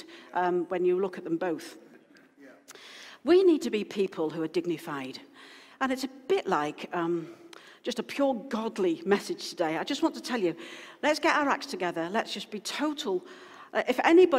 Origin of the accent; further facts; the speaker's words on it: Wales, United Kingdom; now in Wakefield, United Kingdom; because I'm originally from Wales and I'm Welsh heritage